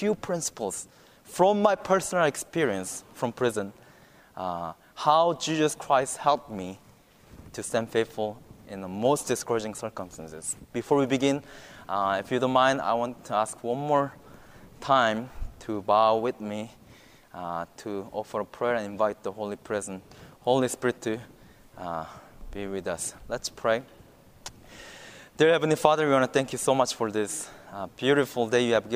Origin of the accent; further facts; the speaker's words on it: South Korea; moved away as an adult; now in Virginia, United States; I'm from South Korea